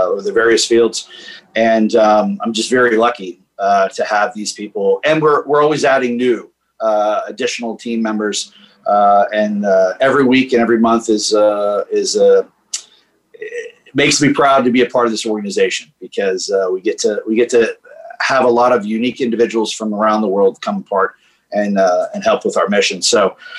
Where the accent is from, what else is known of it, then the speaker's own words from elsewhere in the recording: Washington, District of Columbia, United States; moved away; also born or lived in Northern Virginia / Los Angeles; Born and raised in Washington, D.C., 52 years old.